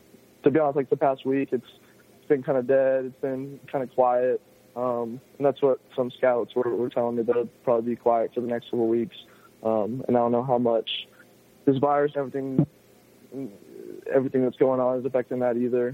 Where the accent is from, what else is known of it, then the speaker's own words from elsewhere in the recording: Milton, Georgia, United States; I come from Milton, Georgia, went to Cambridge High School